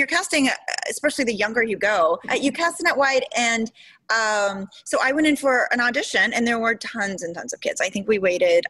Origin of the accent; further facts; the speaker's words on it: Houston, Texas, United States; also born or lived in Memphis, Tennessee; I was born in Tennessee. I was really young, like 5 or 6 when we moved to Houston